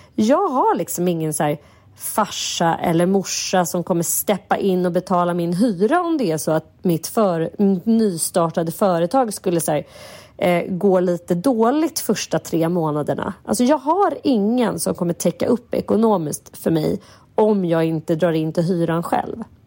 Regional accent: Sweden; vi är liksom, fan svenskar

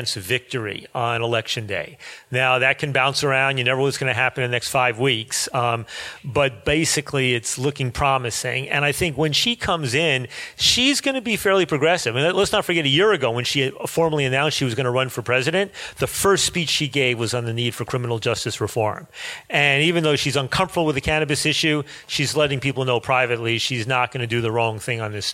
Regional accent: United States; as an American

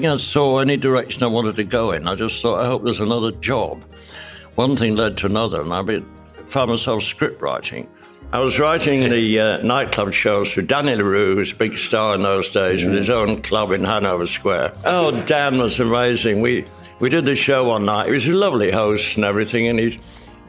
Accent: Leeds, Yorkshire and the Humber, United Kingdom; debut in the City Varieties Theatre in my hometown

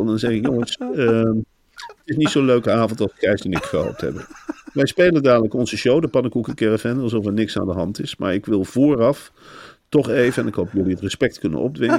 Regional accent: Arnhem, Gelderland, Netherlands; ik kom uit Arnhem

